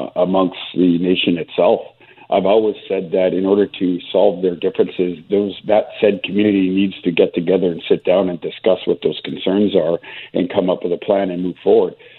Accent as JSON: {"language": "English", "region": "British Columbia", "country": "Canada", "said": "services that we need as British Columbians"}